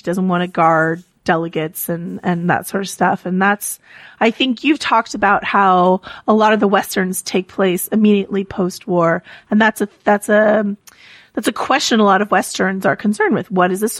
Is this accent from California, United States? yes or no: yes; California, United States; when people ask me where I grew up, sometimes I'm like, oh, it looks like Endor. And it does. Like, I grew up in the Redwoods.